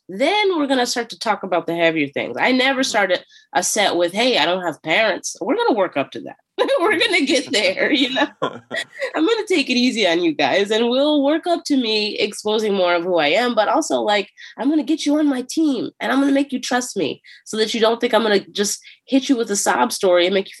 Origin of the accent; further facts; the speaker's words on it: Philadelphia, Pennsylvania, United States; So, hey, I'm from Philly and here's how I grew up a little bit. And here's some cute Philly jokes to get you understanding the area.